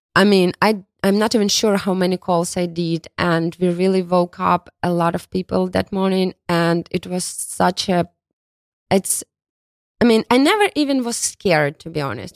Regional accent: Kharkiv, Kharkiv Oblast, Ukraine; English is a second language; moved away as an adult; also born or lived in Kyiv, Ukraine; now in New York, United States; originally, I'm from Kharkiv. It's a city, big city located in east part of Ukraine.

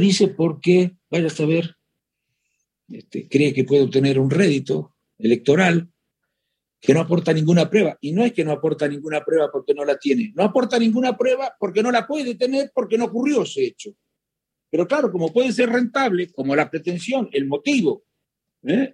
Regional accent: Chascomús, Buenos Aires Province, Argentina; Yo soy, de Chascomús

